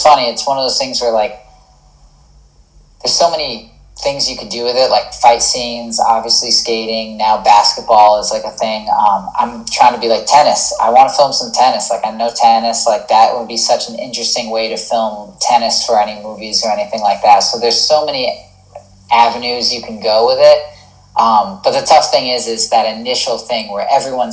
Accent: New England, United States; I'm from New England

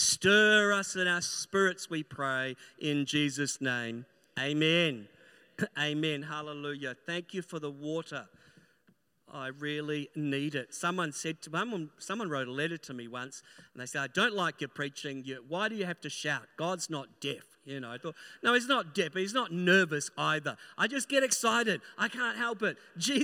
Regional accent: New Zealand; born there; now in Christchurch, New Zealand; I'm a New Zealander by birth, living in Christchurch, and both of my pastors were Australians. So I learned the accent

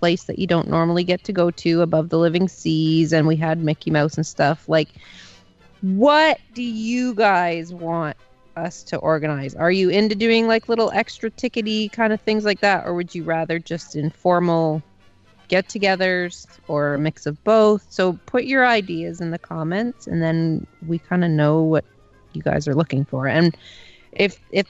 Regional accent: Canada

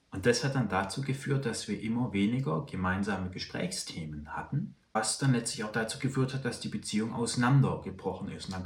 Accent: Baden-Württemberg, Germany; Also ich bin aufgewachsen in Süddeutschland, in Württemberg. Also Baden-Württemberg heißt das Bundesland, aber es ist durchaus ein Unterschied, ob man in Baden aufwächst oder in Württemberg.

